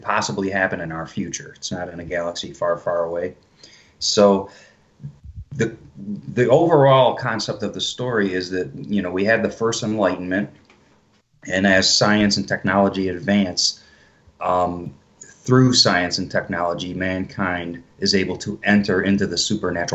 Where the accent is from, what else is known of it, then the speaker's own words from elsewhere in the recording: Detroit, Michigan, United States; So I've lived in Michigan my whole life, born and raised in Detroit, and then moved out, you know, further away from the city.